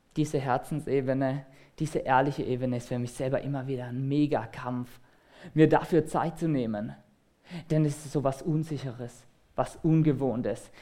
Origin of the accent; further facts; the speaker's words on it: Germany; als Deutsche